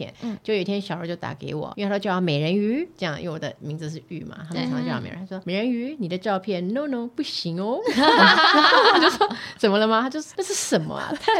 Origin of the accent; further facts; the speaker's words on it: Fuzhong, Banqiao, New Taipei, Taiwan; also born or lived in Yunlin / southern Taiwan; 因为我在那个地方长大的